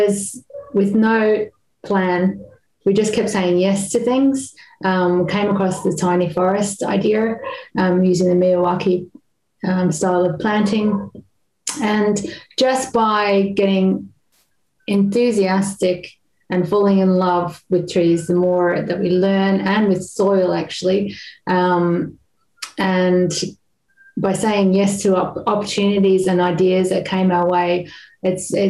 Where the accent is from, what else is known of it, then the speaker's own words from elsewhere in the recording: Australia; moved away as an adult; I'm an Australian who's been living here for over 20 years.